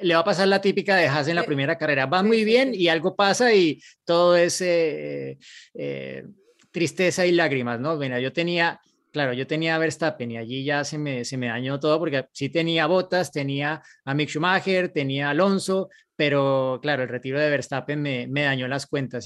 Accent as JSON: {"language": "Spanish", "country": "Colombia"}